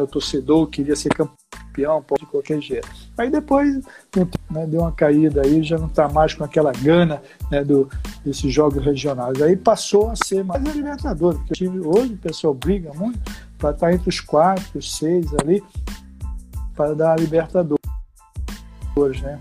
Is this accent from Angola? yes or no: no; Recife, Pernambuco, Brazil; moved away; also born or lived in Olinda; eu morava em Recife, no bairro de Santo Amaro. Depois aí, com 10 anos para 11, eu fui para Olinda, Rio Doce, Olinda, lá, é a minha terra também